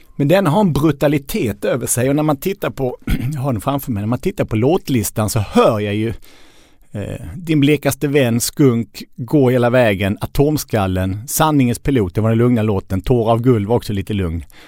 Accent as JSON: {"language": "Swedish", "region": "Skåne", "country": "Sweden", "tie": "born or raised there", "also_born_or_lived": "Lund", "said": "Jag är uppvuxen i, i Skåne"}